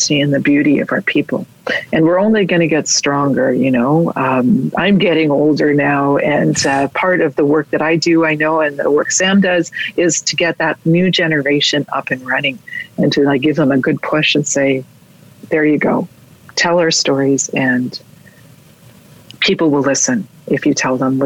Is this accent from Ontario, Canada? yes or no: yes; Toronto, Ontario, Canada; I was raised outside of community. I was raised in Toronto.